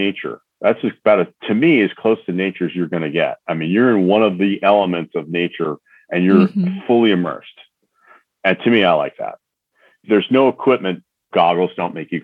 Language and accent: English; Northeastern Pennsylvania, United States; So I'm from the Northeast. So we all, you know, part of the country, you know, Northeastern Pennsylvania